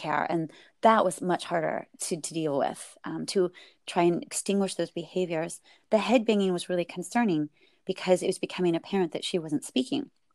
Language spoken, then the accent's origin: English; Silicon Valley, California, United States; I was raised in Silicon Valley